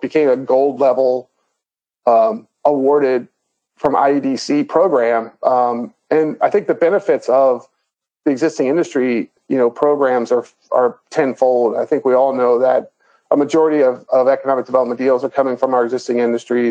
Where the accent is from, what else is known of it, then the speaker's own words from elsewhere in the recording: Northern Kentucky, United States; born and raised in Northern Kentucky, went to Northern Kentucky University